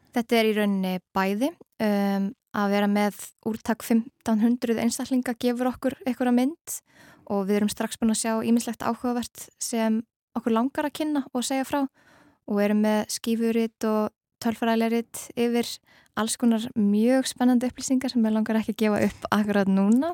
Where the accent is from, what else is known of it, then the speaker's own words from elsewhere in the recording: Iceland; við Íslendingar